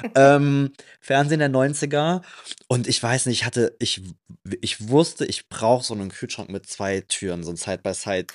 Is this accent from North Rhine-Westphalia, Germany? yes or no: no; Trier, Rhineland-Palatinate, Germany; now in Cologne, Germany; ich komme ja aus Rheinland-Pfalz. Da sagt man auch Hellau